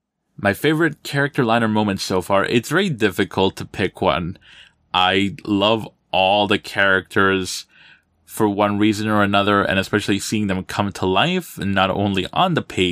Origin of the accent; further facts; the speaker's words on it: Armenia, Quindío, Colombia; now in New Jersey, United States; I'm originally from Armenia, Quindío, in Colombia, but for the past 20 years or so, I've been living out here in North Jersey.